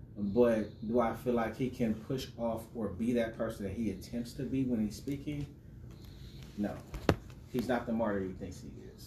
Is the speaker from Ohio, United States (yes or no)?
yes; Cleveland, Ohio, United States; Born and raised in Cleveland, Ohio